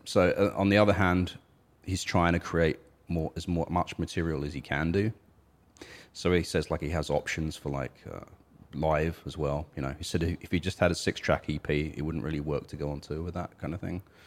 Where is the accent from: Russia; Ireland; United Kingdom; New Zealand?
United Kingdom; I'm British, but I don't feel British